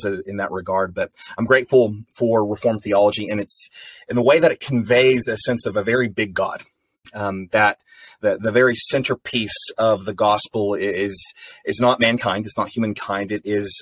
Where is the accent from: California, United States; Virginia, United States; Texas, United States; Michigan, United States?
Texas, United States; Amarillo; I was born and raised in Amarillo. I'm from West Texas